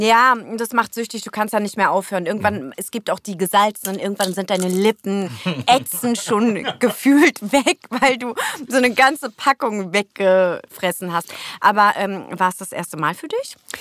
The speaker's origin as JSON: {"language": "German", "region": "Berlin", "country": "Germany", "tie": "born or raised there", "second_language": "German", "said": "geboren wurde ich in Steglitz, mhm. im jetzigen Benjamin Franklin. Damals war es äh, Klinikum Steglitz. Aber aufgewachsen die ersten Jahre in Neukölln."}